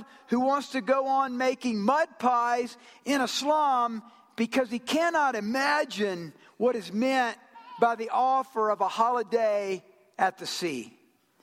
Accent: Georgia, United States; also born or lived in Japan; I'm from Georgia

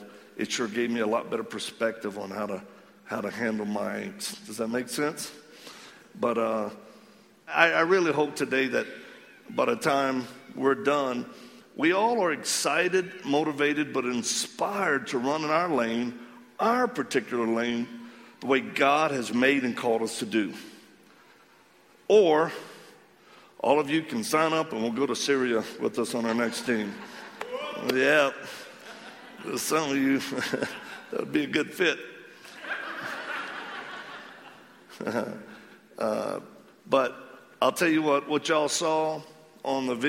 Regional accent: Cajun, Louisiana, United States; accent: Cajun; because I am Cajun

